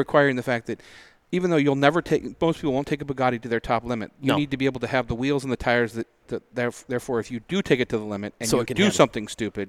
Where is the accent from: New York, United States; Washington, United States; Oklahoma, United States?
Washington, United States; Pullman; I was born in Pullman